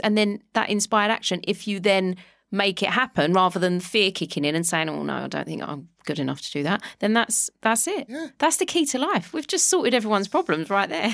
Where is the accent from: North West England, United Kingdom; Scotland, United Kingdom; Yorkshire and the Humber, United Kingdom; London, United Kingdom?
London, United Kingdom; moved away; I grew up in Walthamstow in London